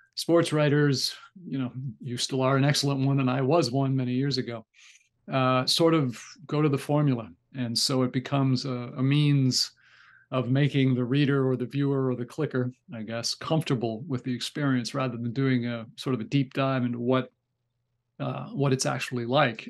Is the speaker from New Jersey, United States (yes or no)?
yes; Newark, New Jersey, United States; I grew up right outside of Newark, New Jersey